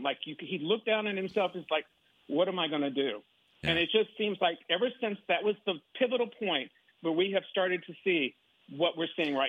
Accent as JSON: {"language": "English", "town": "Waco", "region": "Texas", "country": "United States", "tie": "born or raised there", "moved": "yes", "lives_now": "Fort Lauderdale, United States", "said": "I guess I was born in 1963 in Waco."}